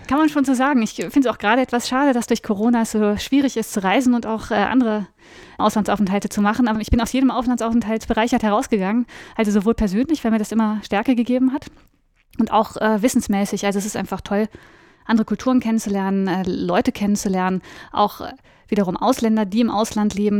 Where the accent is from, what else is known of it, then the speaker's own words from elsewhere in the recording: Cologne, North Rhine-Westphalia, Germany; moved away as an adult; also born or lived in New Orleans, United States / Hamburg / Bonn; Ich komme aus Köln und ich habe auch in Köln studiert